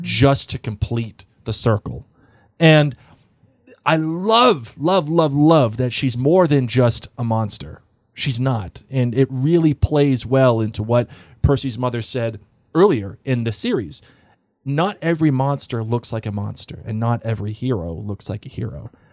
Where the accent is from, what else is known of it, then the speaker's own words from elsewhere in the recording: Boston, Massachusetts, United States; I'm from Boston